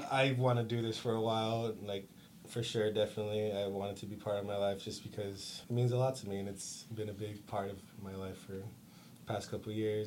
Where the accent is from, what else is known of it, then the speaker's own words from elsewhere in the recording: Stockton, California, United States; also born or lived in Castro Valley, California; I was born in Castro Valley, and I came to Stockton uh, in about the second grade. So I basically consider myself a Stocktonian